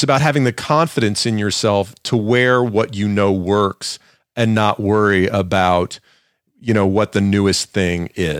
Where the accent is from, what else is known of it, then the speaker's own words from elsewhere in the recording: Atlanta, Georgia, United States; moved away; also born or lived in New York; I grew up in the suburbs of Atlanta, in the middle, upper middle class suburbs of Atlanta.